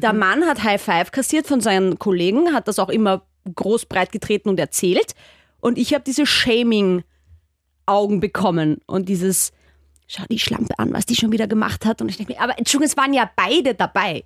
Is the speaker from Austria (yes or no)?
yes; Austria; man hört es ja vielleicht bei mir, ich komme aus Österreich